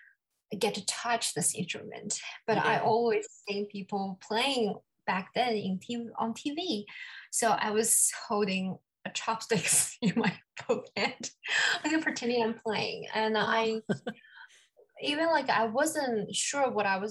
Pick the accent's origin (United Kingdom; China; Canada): China; moved away as an adult; also born or lived in Singapore / Pittsburgh, United States; now in New York City, United States; Originally, I was born in China. I went to Singapore for my undergraduate studies.